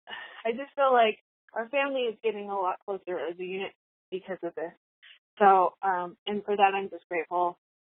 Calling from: Utah, United States; I'm calling from West Oregon, Utah.

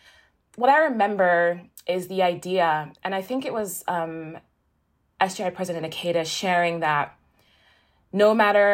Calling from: Peekskill, New York, United States; I'm calling from Peekskill, New York. It's a little bit, maybe like an hour north of New York City.

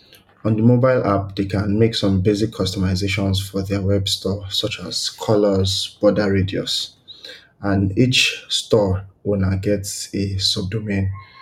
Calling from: Nigeria; And I'm asking from Nigeria.

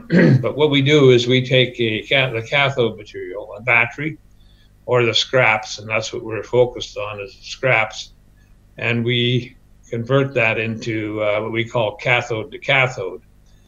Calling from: Surrey, British Columbia, Canada; Joining you from Surrey, British Columbia, from our office.

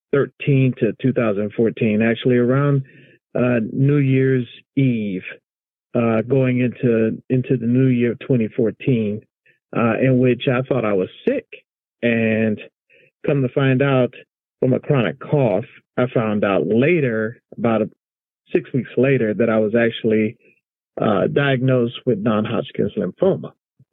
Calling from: Alexandria, Virginia, United States; Tonight calling from Alexandria, Virginia.

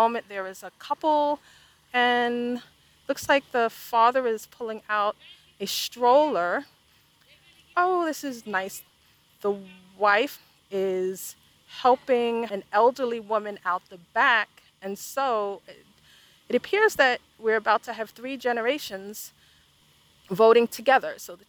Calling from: Charlotte, North Carolina, United States; I am recording from Charlotte, North Carolina in Mecklenburg County.

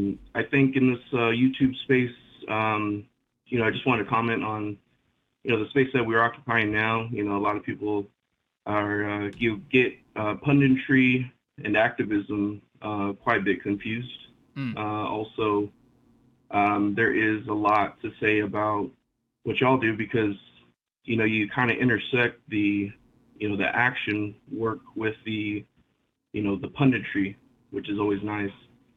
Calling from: California, United States; from Southern California.

